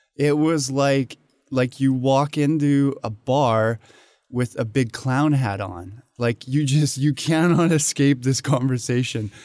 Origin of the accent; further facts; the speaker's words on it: Canada; moved away as an adult; now in Hong Kong; I was born and raised in Canada